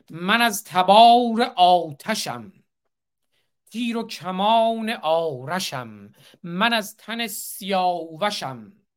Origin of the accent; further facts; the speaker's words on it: Iran; now in United States; به عنوان یک ایرانی آمریکایی